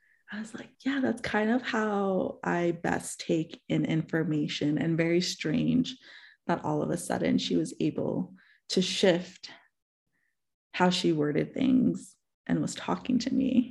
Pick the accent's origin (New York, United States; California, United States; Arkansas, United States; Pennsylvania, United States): New York, United States; New York City; moved away; I'm originally from New York City. And so I had gone back to New York to visit my parents.